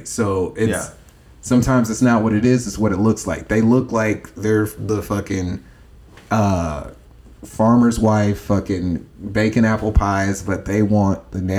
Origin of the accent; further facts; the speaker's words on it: Midwest, United States; what I grew up in the Midwest, or what people down here consider the North